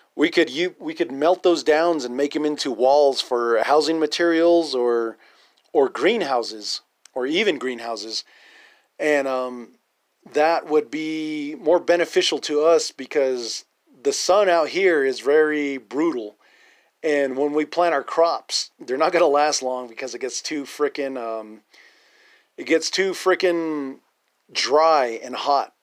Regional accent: Navajo Nation, United States; natives and Navajos

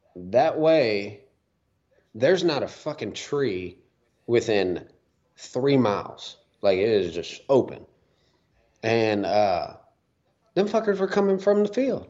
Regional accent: Huntsville, Texas, United States; my hometown, Huntsville, got the Trinity River over there.

